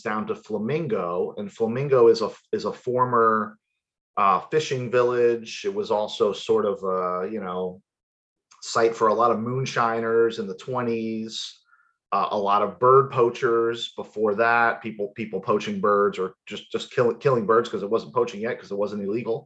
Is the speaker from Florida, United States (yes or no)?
yes; Miami, Florida, United States; I was born and raised in Miami